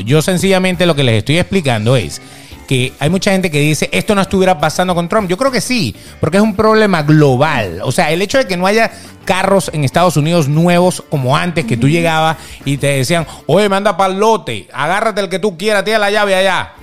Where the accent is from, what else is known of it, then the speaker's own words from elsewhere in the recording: Venezuela; moved away as an adult; now in Miami, United States; Nosotros, por ejemplo, que venimos de Venezuela, que veníamos eh, huyendo en aquel momento